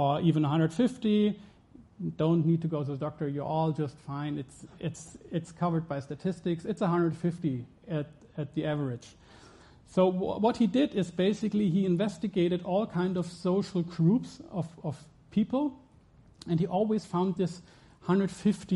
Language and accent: English; Germany; I'm from Germany